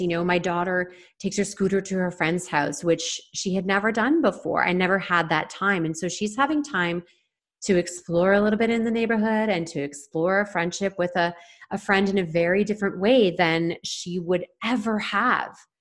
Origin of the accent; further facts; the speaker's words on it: Toronto, Ontario, Canada; now in Vancouver Island, Canada; I'm from the Toronto area